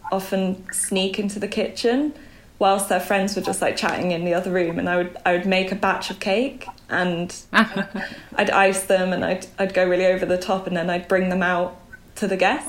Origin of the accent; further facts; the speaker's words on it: Belgium; also born or lived in Bangkok, Thailand; now in United Kingdom; But for the most part, I grew up in Belgium, near Brussels.